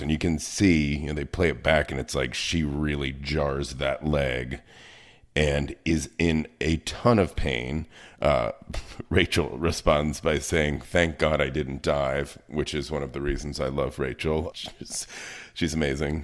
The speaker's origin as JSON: {"language": "English", "town": "Baltimore", "region": "Maryland", "country": "United States", "said": "I come from Baltimore"}